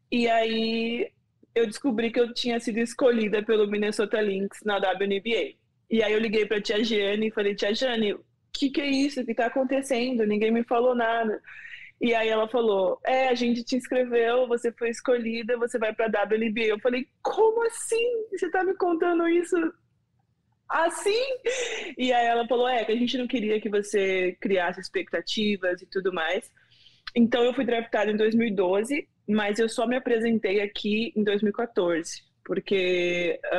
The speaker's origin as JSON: {"language": "Portuguese", "region": "Rio de Janeiro", "country": "Brazil", "said": "sou aqui do Rio de Janeiro e tenho uma empresa de impacto social chamada Era Uma Vez o Mundo."}